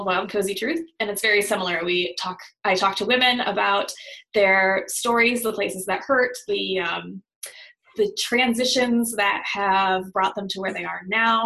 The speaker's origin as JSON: {"language": "English", "town": "South Bend", "region": "Indiana", "country": "United States", "tie": "born or raised there", "said": "I grew up in South Bend, Indiana"}